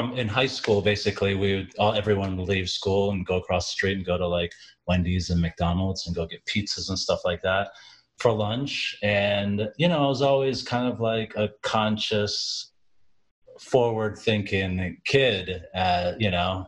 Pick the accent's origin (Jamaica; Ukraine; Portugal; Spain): Jamaica; now in United States; I grew up in Jamaica